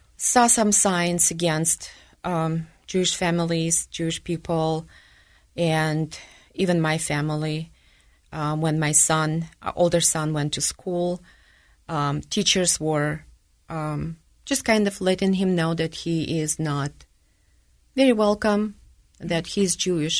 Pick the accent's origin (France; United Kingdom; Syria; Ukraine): Ukraine; Donetsk, Donetsk Oblast; English is a second language; now in Utah, United States; I grew up in the Ukraine, in Donetsk